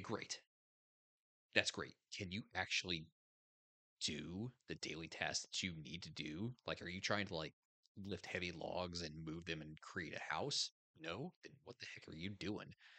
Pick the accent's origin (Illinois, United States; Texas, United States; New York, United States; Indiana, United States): Indiana, United States; moved away; I grew up in Indiana